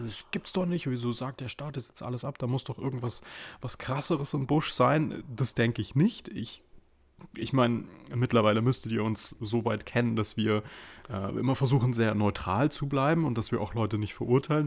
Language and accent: German; Munich, Bavaria, Germany; wir eigentlich gebürtige Münchner sind